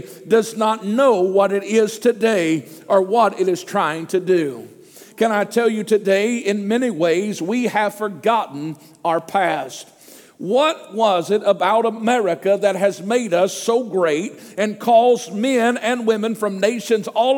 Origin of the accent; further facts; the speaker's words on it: United States; being an American